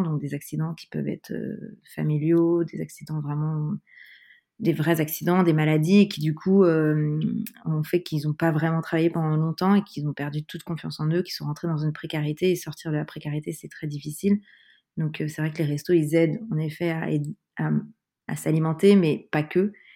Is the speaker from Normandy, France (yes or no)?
no; Paris suburbs, Île-de-France, France; now in Paris, France; J'ai grandi en banlieue parisienne, euh, proche Paris, je suis parisienne depuis de nombreuses années maintenant.